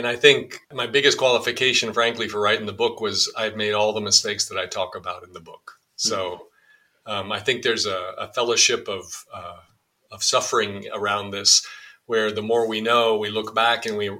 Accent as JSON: {"language": "English", "town": "Dallas", "region": "Texas", "country": "United States", "tie": "born or raised there", "also_born_or_lived": "DR Congo / Peru / Pittsburgh", "moved": "as an adult", "said": "I grew up in Dallas, Texas"}